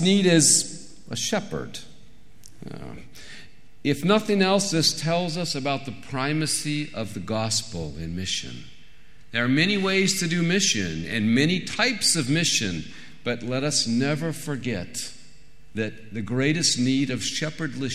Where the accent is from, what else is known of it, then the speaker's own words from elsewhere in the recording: San Francisco Bay Area, California, United States; moved away as an adult; now in East Africa; I come from that westernmost output of Irish output. Outpost of Irish culture and civilization, a place called the San Francisco Bay Area